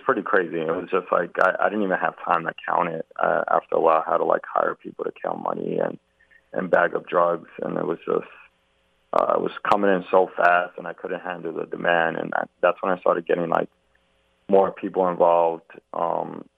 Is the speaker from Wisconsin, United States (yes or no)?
no; New York City, New York, United States; I grew up on Rivington Street, and I was all over like Eldridge, Broome Street, around the Delancey area